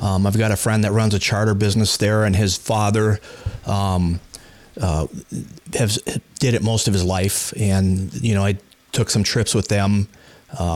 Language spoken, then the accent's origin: English; Walker, Minnesota, United States; now in Grand Marais, United States; I grew up in Walker, and we didn't have a lot of opportunity around there